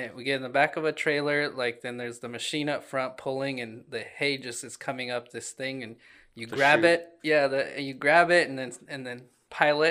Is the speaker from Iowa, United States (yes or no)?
yes; Des Moines, Iowa, United States; I grew up in Des Moines, the city